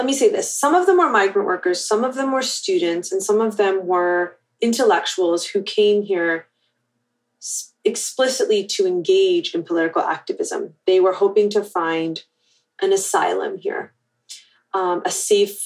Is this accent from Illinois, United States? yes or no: no; California, United States; moved away as an adult; also born or lived in Ealing, London, United Kingdom; now in Boulder, United States; I was born in Ealing, in London, and then my family migrated to California in the late 70s, and I grew up there